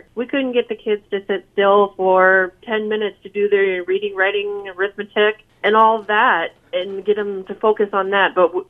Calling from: Des Moines, Iowa, United States; Des Moines.

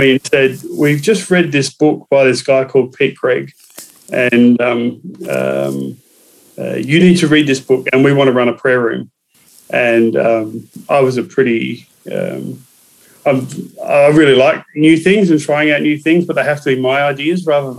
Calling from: Adelaide, South Australia, Australia; We are in Adelaide in South Australia

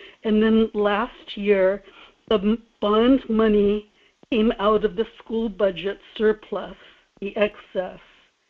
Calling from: Kodiak, Alaska, United States; in Kodiak.

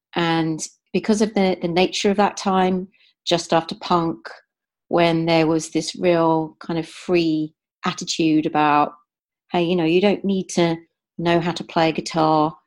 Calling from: Amersham, South East England, United Kingdom; I'm calling in from Amersham in Buckinghamshire

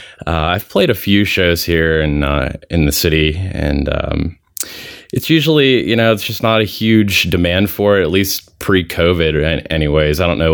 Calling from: Pittsburgh, Pennsylvania, United States; I'm located outside of the Pittsburgh area. I'm pretty close to the Pittsburgh International Airport.

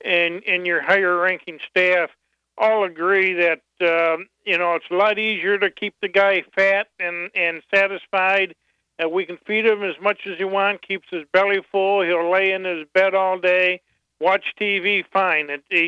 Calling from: Battle Creek, Michigan, United States; Hi, I'm from Battle Creek, and I've worked in the prisons for quite a few years

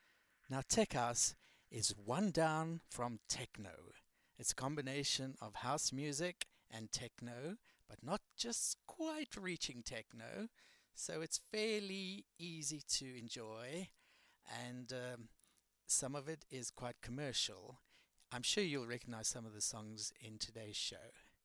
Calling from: London, United Kingdom; So you're listening to the right place, because I'm beaming from London.

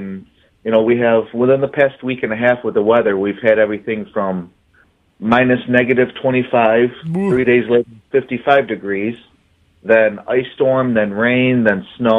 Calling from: Albion, New York, United States; I am from Albion, New York. Way up in western, just about on Lake Ontario, where it's freezing cold.

